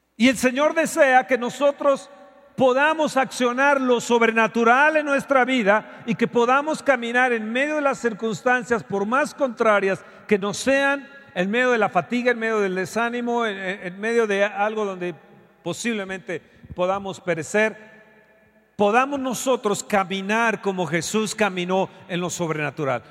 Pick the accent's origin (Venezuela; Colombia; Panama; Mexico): Mexico